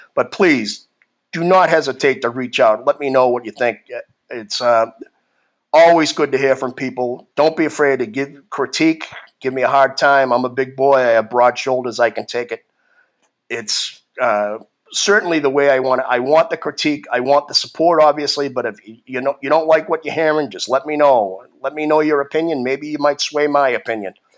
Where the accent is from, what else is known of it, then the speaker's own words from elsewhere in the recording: Boston, Massachusetts, United States; moved away; I grew up in Boston, in Massachusetts, probably the most liberal state in the country